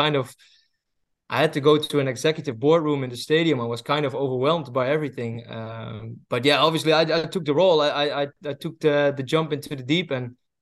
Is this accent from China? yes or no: no; Netherlands; also born or lived in Belgium; I moved abroad to Belgium because I'm from Holland